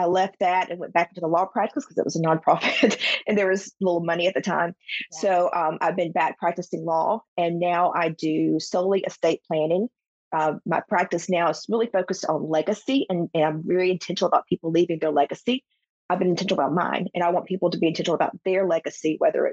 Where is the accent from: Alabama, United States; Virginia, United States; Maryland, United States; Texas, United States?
Alabama, United States; South; I grew up in South Alabama